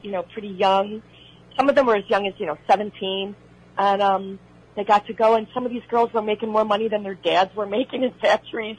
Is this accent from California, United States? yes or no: no; Oak Park, Illinois, United States; accent: Chicago; moved away as an adult; also born or lived in Los Angeles; I grew up in Oak Park, Illinois, which is next door to Berwyn